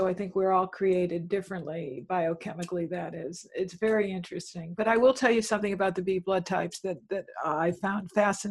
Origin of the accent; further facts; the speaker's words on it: Connecticut, United States; I know that Dr. Peter Diadamo is not far down the road in my home state of Connecticut